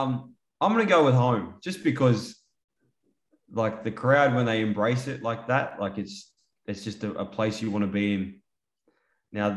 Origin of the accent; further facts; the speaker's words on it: Sydney, New South Wales, Australia; Growing up in Sydney